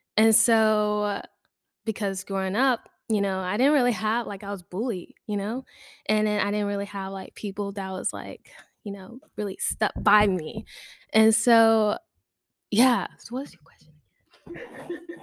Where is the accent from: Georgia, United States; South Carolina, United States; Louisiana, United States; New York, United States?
Louisiana, United States; Baton Rouge; moved away as an adult; now in Lafayette, United States; I'm from Baton Rouge, and I also came down to Lafayette for school